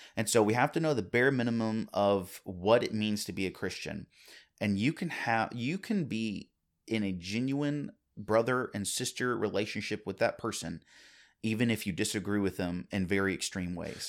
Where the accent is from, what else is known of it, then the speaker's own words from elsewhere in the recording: United States; as American citizens